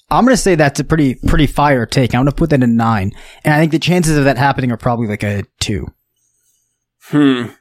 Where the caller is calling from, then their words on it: Mississippi, United States; Hey, this is … I'm calling from Mississippi where I'm stuck at at the moment.